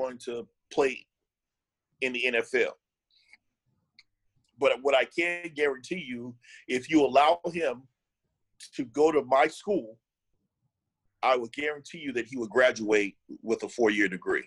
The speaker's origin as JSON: {"language": "English", "town": "Clewiston", "region": "Florida", "country": "United States", "tie": "born or raised there", "also_born_or_lived": "Hollywood, Florida", "said": "a little town called Clewiston, I was born in Hollywood, Florida, but my father was a forest ranger. And back in the 70s, he took us to this site to where this place called Devil's Garden. So I pretty much grew up on a farm from when I was about a year old to about 10 years old"}